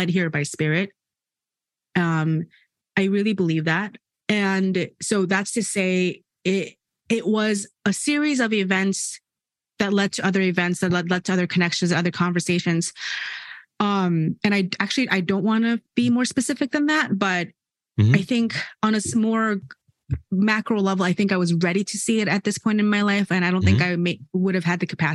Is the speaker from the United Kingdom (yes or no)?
no; South Korea; I'm from South Korea. I live in South Korea